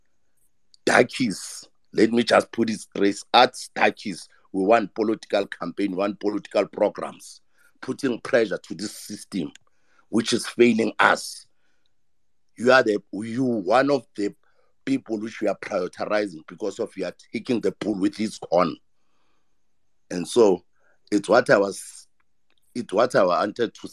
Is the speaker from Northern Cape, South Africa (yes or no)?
no; Ekurhuleni, Gauteng, South Africa; I'm from Ekurhuleni.